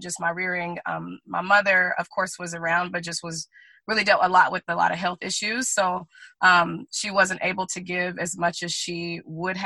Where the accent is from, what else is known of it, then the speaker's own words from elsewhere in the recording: Guntersville, Alabama, United States; moved away; also born or lived in Oahu, Hawaii; we're from the South, from Alabama